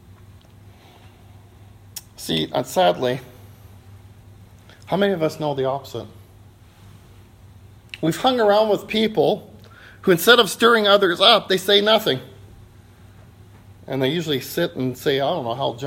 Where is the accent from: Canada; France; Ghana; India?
Canada; We're from Canada